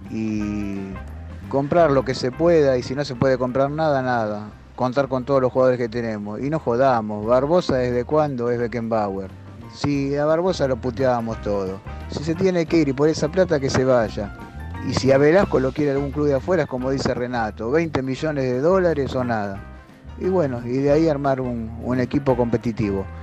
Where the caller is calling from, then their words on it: Buenos Aires, Argentina; Buen día muchachos … de Matadero.